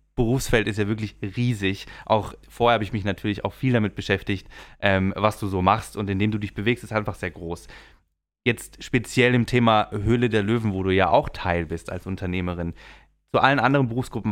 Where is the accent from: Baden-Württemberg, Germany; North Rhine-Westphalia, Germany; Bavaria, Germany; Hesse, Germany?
Baden-Württemberg, Germany; the region around Europa-Park; ich war natürlich oft auch als Kind hier, ich komme auch aus der Region